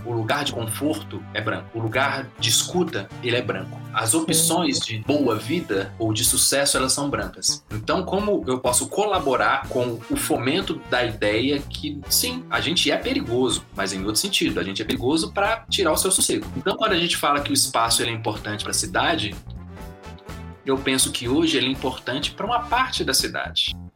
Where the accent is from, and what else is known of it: Belo Horizonte, Minas Gerais, Brazil; born or raised there